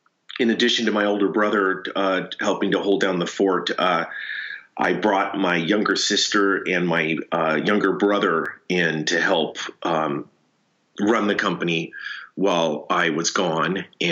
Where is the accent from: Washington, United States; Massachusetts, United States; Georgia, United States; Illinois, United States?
Washington, United States; Seattle; born there; also born or lived in Tacoma / Chehalis; My dad was a banker. We moved around. I was born in Seattle, moved to Tacoma, moved to Chehalis, did some interesting things down there, caught chickens as an example.